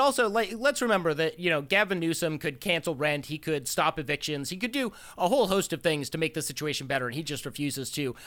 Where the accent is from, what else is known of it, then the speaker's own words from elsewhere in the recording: Phoenix, Arizona, United States; my hometown police department, Phoenix P D